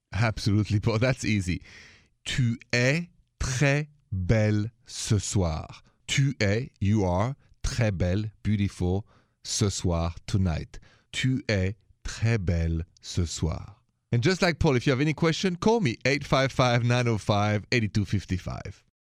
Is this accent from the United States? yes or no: no; Paris, Île-de-France, France; accent: French from Paris; English is a second language; moved away; my accent is French from Paris